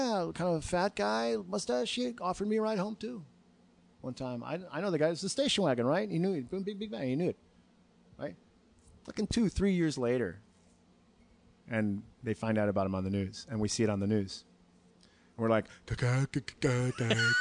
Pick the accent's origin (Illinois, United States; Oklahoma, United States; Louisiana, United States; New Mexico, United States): Illinois, United States; Chicago; also born or lived in Arlington Heights; I was born in Chicago, but I didn't live there my whole life